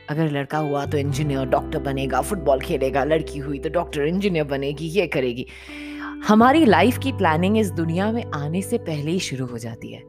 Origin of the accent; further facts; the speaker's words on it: Punjab, India; हम लोग पंजाबी हैं तो हमारे यहाँ जिसकी शादी होती है the bride she wears those कलीराज